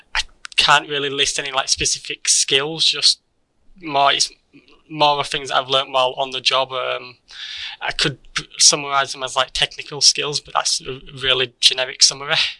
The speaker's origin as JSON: {"language": "English", "town": "Keighley", "region": "Yorkshire and the Humber", "country": "United Kingdom", "tie": "born or raised there", "said": "I born and raised in Keighley"}